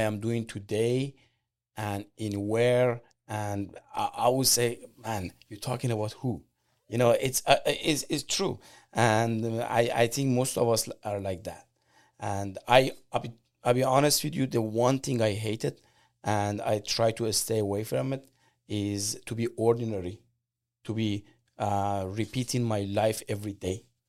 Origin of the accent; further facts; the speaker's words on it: Iran; English is a second language; moved away as an adult; now in United States; I'm from Iran, and I came here like 25 years ago